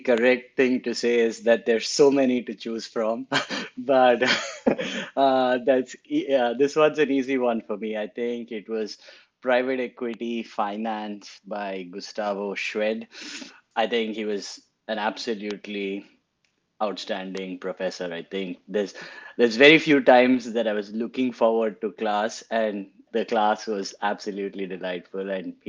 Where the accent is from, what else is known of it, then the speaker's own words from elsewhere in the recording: Chennai, Tamil Nadu, India; now in New York, United States; I have a particularly long Indian name. I'm originally from Chennai, which is in the southern part of India.